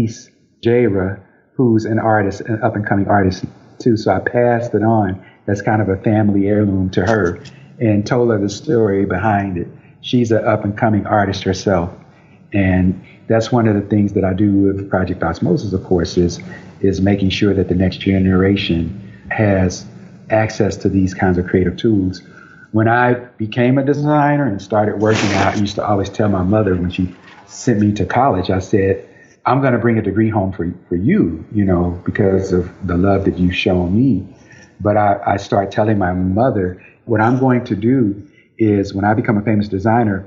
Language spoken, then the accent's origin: English; St. Louis, Missouri, United States; I was born in St. Louis